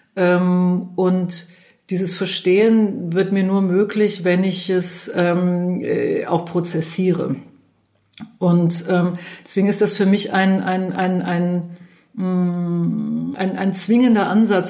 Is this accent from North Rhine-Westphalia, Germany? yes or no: yes; Cologne, North Rhine-Westphalia, Germany; Ich bin ja aus Köln